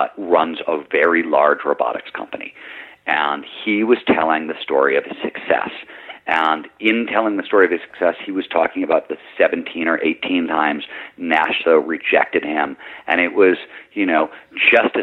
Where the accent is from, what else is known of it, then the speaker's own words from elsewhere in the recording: Midwest, United States; I grew up in the Midwest